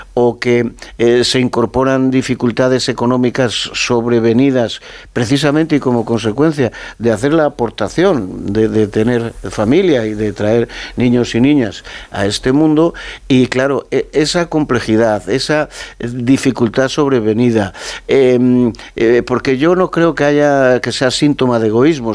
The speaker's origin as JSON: {"language": "Spanish", "region": "Castile and León", "country": "Spain", "said": "mi tierra, en mi comunidad autónoma"}